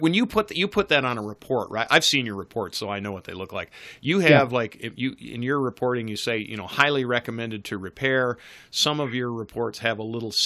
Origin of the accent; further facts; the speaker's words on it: Northeast, United States; moved away; I grew up in the Northeast